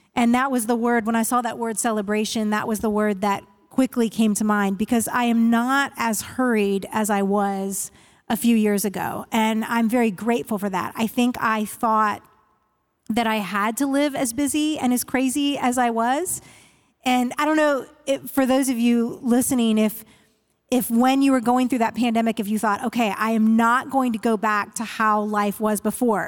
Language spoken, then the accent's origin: English; Northern Virginia, United States; moved away as an adult; now in Nashville, United States; I grew up in the Northern Virginia area right outside of Washington, D C.